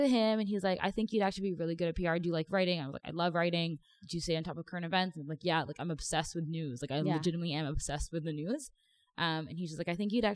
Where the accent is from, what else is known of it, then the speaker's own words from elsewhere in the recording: Toronto, Ontario, Canada; also born or lived in Mississauga; Born and raised in Toronto